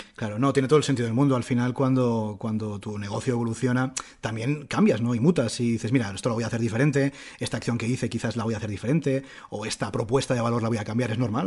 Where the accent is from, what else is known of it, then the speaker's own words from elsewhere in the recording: Barcelona, Catalonia, Spain; also born or lived in Madrid; nosotros somos de, aquí de Barcelona, pero estábamos viviendo en Madrid